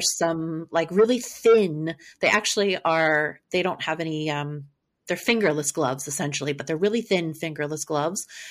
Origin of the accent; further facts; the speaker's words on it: Maryland, United States; I'm from Maryland